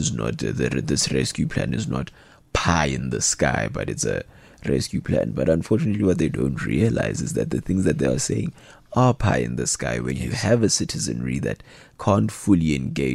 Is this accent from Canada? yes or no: no; South Africa; as a South African citizenry